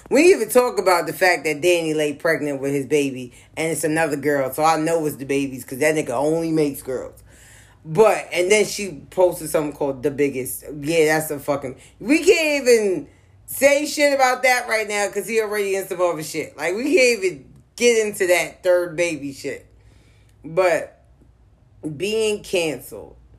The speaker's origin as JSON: {"language": "English", "town": "New York City", "region": "New York", "country": "United States", "tie": "born or raised there", "said": "born and raised in the South Bronx in the late '80s"}